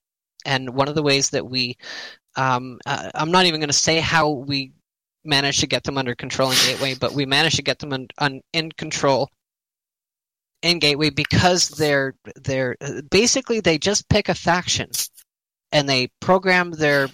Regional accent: Canada; I'm Canadian

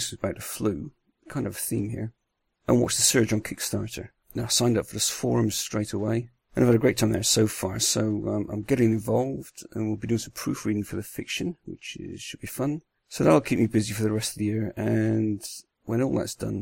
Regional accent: Bristol, South West England, United Kingdom; also born or lived in north of the Netherlands; now in Netherlands; I'm from Bristol originally, you'll probably hear that, but I live in the north of Holland now.

